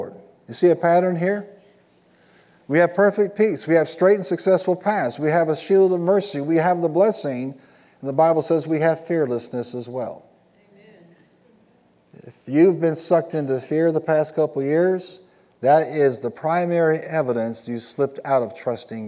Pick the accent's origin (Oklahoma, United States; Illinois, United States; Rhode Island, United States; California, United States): Illinois, United States; I was raised and settled in Illinois